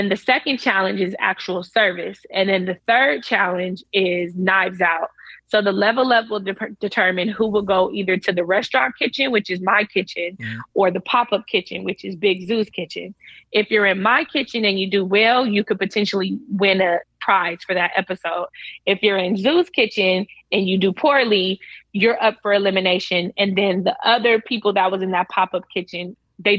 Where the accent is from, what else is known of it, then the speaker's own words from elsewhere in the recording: United States; also born or lived in Florida / Los Angeles; as the American on the show